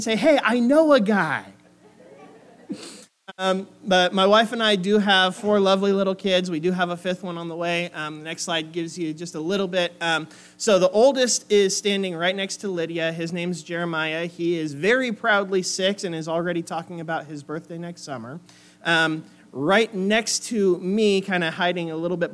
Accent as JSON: {"language": "English", "region": "Oregon", "country": "United States", "tie": "born or raised there", "also_born_or_lived": "Springfield, Missouri", "moved": "as an adult", "said": "I grew up on the West Coast off in the very green, very wet state of Oregon"}